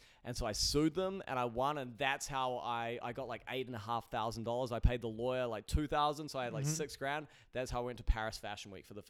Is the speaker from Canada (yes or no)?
no; New Zealand; now in New York, United States; I was born and raised in New Zealand.